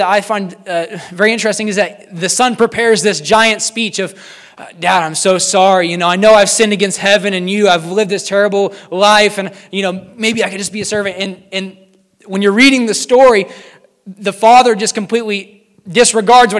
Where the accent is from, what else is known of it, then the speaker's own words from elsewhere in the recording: King City, Missouri, United States; I grew up in King City, Missouri